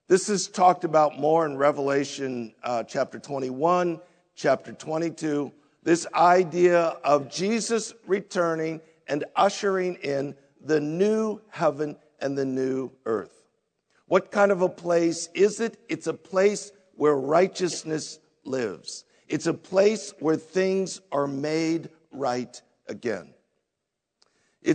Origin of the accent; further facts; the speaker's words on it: United States; we as American Christians